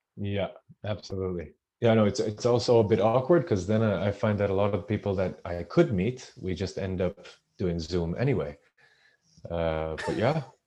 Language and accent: English; Israel; moved away as an adult; also born or lived in United Kingdom; I'm originally from Israel